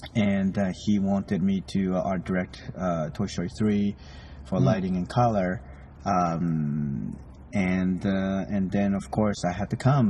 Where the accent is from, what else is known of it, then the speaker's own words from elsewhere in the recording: Japan; moved away; I grew up in Japan